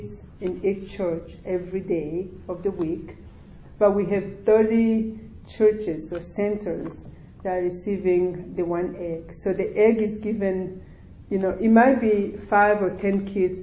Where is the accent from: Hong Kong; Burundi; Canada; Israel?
Burundi; English is a second language; moved away; also born or lived in Rwanda; I'm Burundi and grew up in Burundi